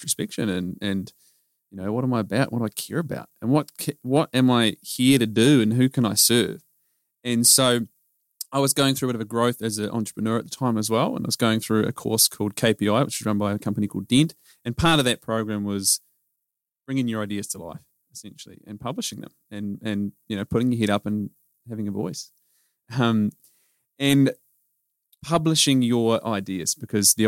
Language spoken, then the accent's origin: English; New Zealand; accent: Kiwi; moved away as an adult; also born or lived in United Kingdom; now in Australia; I grew up in New Zealand